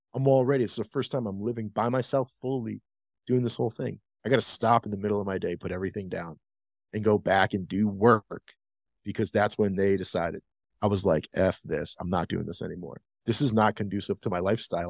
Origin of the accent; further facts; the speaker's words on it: Rhode Island, United States; now in Denver, United States; I'm from Rhode Island. Shout out 401